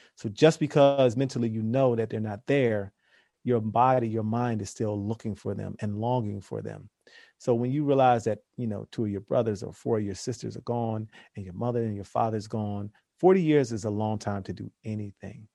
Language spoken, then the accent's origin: English; Philadelphia, Pennsylvania, United States; we're around the same age, two black guys from Philly